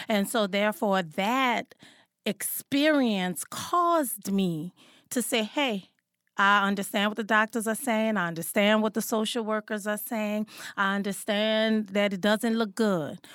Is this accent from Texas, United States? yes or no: no; New Orleans, Louisiana, United States; I was born and raised in New Orleans, Louisiana